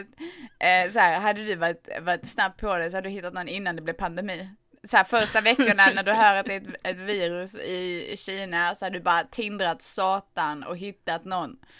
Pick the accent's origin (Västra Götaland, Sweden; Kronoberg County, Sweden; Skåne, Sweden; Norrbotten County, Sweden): Skåne, Sweden; Jag kommer från Skåne